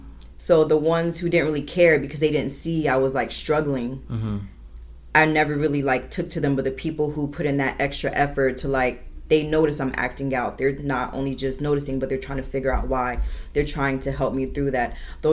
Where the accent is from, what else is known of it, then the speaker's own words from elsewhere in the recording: Miramar, Florida, United States; also born or lived in Trenton, New Jersey; And then when I turned 7 years old, we relocated to Miramar, Florida, which is in Broward.